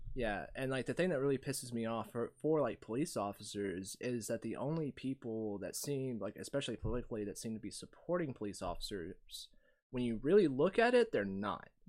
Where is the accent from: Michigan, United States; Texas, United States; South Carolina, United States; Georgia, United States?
Georgia, United States; Ringgold; also born or lived in Chattanooga, Tennessee; when I grew up, I grew up in Ringgold.